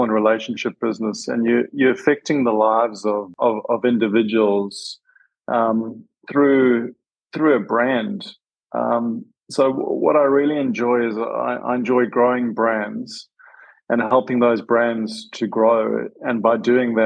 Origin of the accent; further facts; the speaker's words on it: South Africa; moved away as an adult; now in Australia; Born and bred in South Africa, but I've been in Australia now for 14 years and have naturalized as an Australian